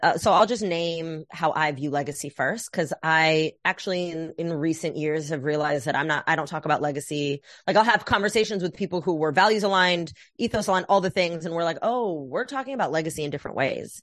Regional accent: Oakland, California, United States; moved away; also born or lived in New York; I was raised in the Bay Area

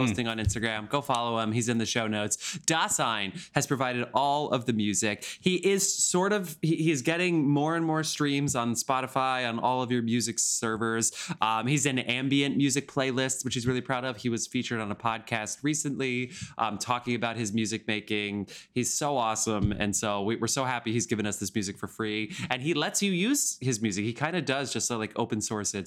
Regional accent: New Jersey, United States; I'm from New Jersey

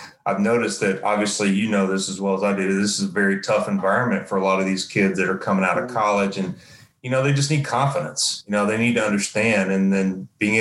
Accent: Knoxville, Tennessee, United States; I grew up in Knoxville

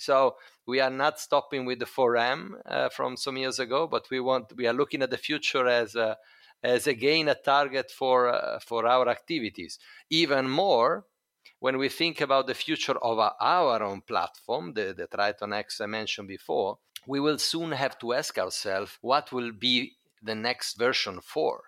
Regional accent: Italy; Italy, my home country

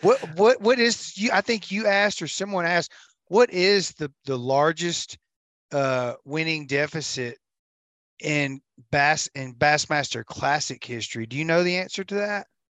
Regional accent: United States; I'm American

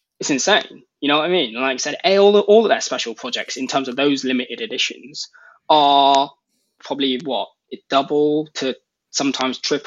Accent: United Kingdom; being British

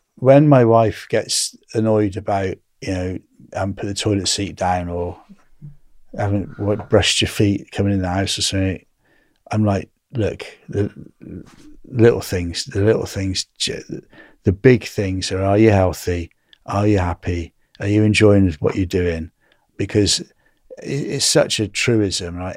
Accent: England, United Kingdom; I'm from England

